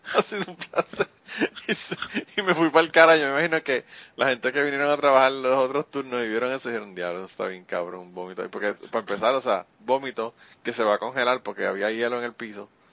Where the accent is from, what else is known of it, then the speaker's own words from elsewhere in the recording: Puerto Rico; nosotros discutimos los boricuas